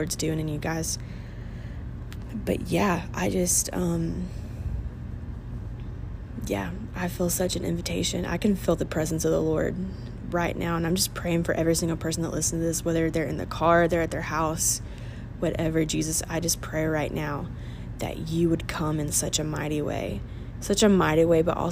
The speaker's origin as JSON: {"language": "English", "country": "United States", "said": "as an American"}